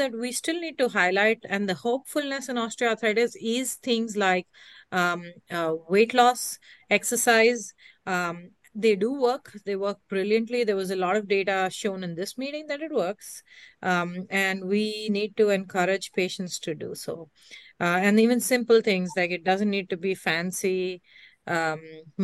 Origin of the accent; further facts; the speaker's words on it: New York, United States; I'm from New York, but not right now in San Diego